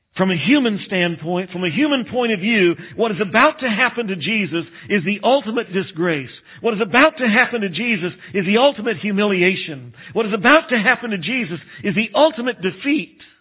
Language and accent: English; Texas, United States; moved away; I grew up in Texas, and West Texas is no better